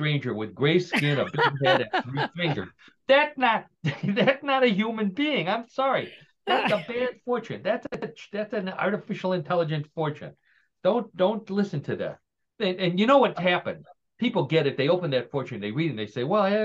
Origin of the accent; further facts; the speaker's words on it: Parma, Ohio, United States; moved away; John and I have lived in Parma, Ohio. John, for many more years than I did, but we grew up in Parma, Ohio